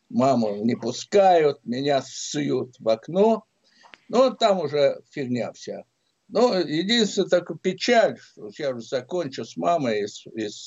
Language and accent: Russian; Samara, Samara Oblast, Russia; Я приехал туда из Самары. Папа там как раз ушел на пенсию Самаре, тогда это был Куйбышев.